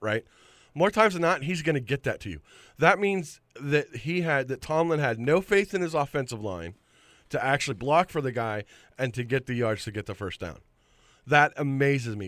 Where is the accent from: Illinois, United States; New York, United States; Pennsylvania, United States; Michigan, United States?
Pennsylvania, United States; Titusville; my hometown, Titusville Rockets